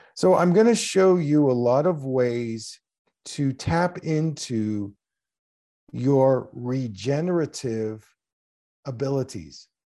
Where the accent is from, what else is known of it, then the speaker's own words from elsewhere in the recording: Philadelphia, Pennsylvania, United States; my first practice was in the Philadelphia area. That's where I grew up in Pennsylvania